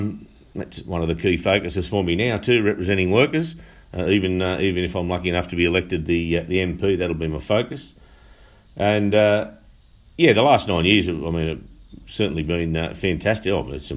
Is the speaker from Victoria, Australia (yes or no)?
no; Denman, New South Wales, Australia; now in Muswellbrook, Australia; I born and bred in Denman. I married a local Muswellbrook girl, and I've raised my family now in Muswellbrook on a small farm just out of Muswellbrook.